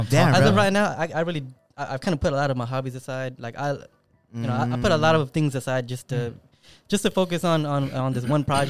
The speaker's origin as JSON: {"language": "English", "town": "Long Beach", "region": "California", "country": "United States", "tie": "born or raised there", "said": "I was born in Long Beach."}